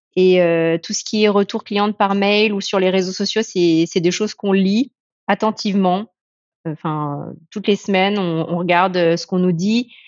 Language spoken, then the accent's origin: French; France; mon père est anglais et ma mère est chinoise hein, de Malaisie, mais, euh, mais j'ai grandi en France